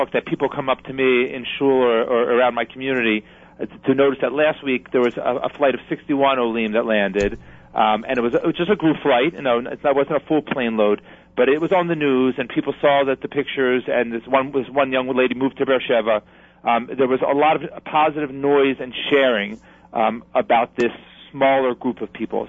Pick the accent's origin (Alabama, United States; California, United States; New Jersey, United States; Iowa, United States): New Jersey, United States; New Jersey first because it's my home state